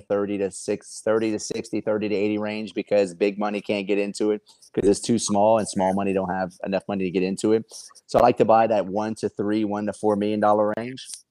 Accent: Lafayette, Louisiana, United States; where I'm from Lafayette

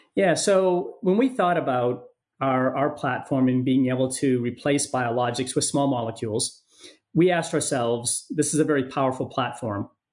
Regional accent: Maine, United States; moved away; also born or lived in San Diego; my home state of Maine

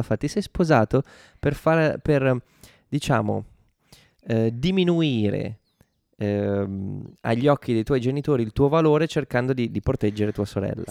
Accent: Italy

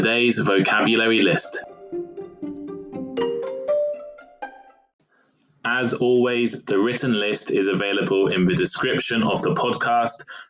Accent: United Kingdom; I am British

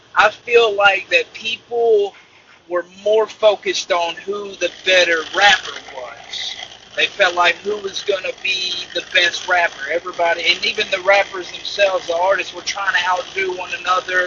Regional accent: Iuka, Mississippi, United States; I'm from Iuka, Mississippi, small town of 10,000 people

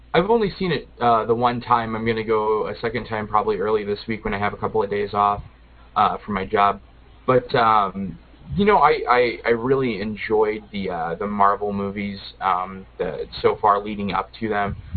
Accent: Midwest, United States; I'm I'm a tried and true Midwesterner.

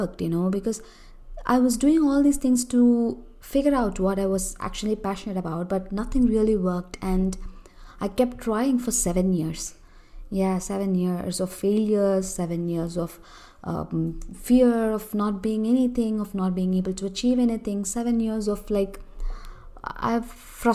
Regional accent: Chennai, Tamil Nadu, India; I'm from Chennai, Tamil Nadu, a southern part of India

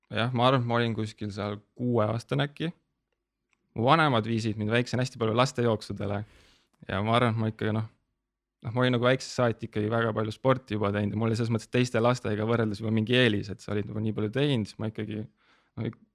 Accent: Tabivere, Tartu County, Estonia; ma olen nagu pärit Tabiverest, see on sihuke väike alevik Tartu

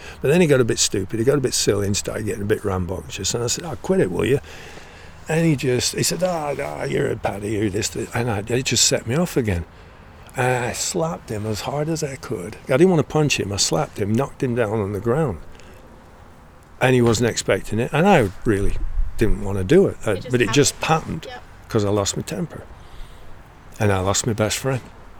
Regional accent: United Kingdom; Because we are, in fact, British. And I was accepted, being younger, but I was still known as a Brit.

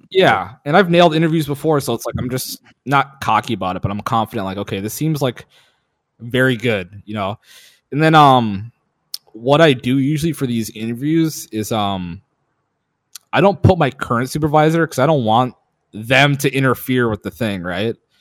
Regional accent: Minnesota, United States; moved away; also born or lived in Duluth, Minnesota; I grew up in Minnesota

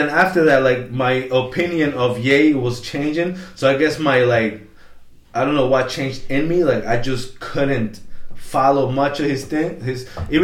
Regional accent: Peru; now in United States; I was born in Peru, and in Peru I watched The Fresh Prince of Bel-Air

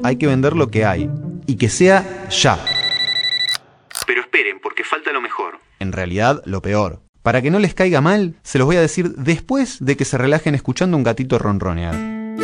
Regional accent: Argentina

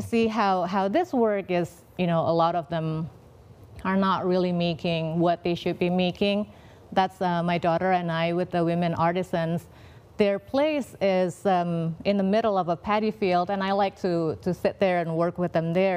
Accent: Indonesia; moved away; I'm from Indonesia, I love all of the traditional artisan skills that we have.

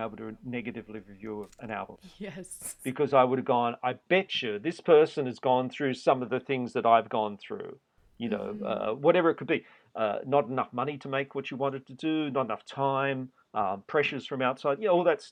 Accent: Australia; moved away as an adult; also born or lived in New York; being Australian.

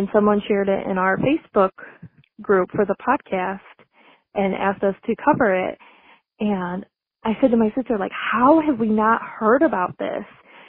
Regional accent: Whitesville, United States; I grew up in Whitesville.

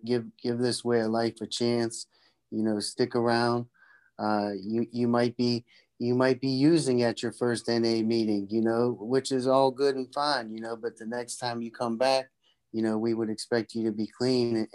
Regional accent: Pennsylvania, United States; I'm from Pennsylvania. I live in Pennsylvania

